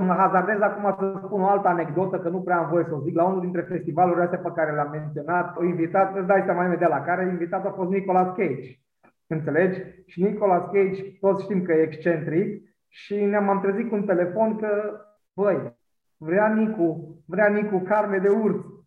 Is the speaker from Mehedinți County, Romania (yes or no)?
no; Maramureș County, Romania; now in Cluj-Napoca, Romania; eu vin din Maramureș, dar dintr-o zonă de Someș care duce spre satul mare acolo